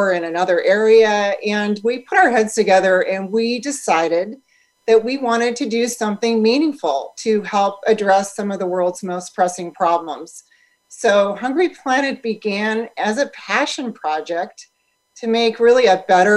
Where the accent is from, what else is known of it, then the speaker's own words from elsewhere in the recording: St. Louis, Missouri, United States; moved away as an adult; now in Santa Barbara, United States; we grew up in St. Louis, Missouri, which is where our production facility and our offices are located